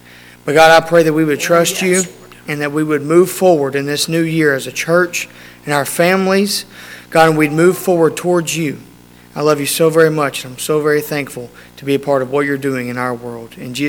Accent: United States; I thank you for being an American.

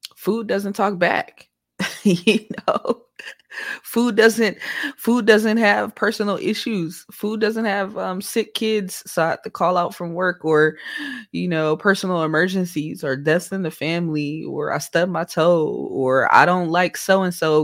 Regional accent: Oakland, California, United States; moved away

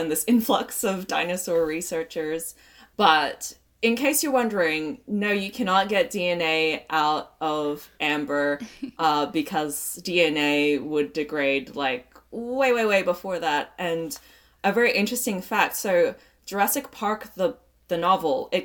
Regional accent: Australia; I'm Australian

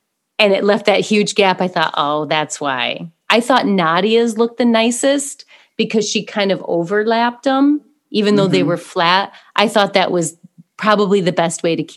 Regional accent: United States; we're so American

